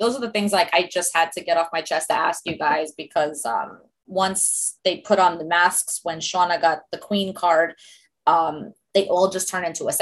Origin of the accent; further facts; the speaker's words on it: New York, United States; accent: heavy New York accent; I'm a New Yorker like you guys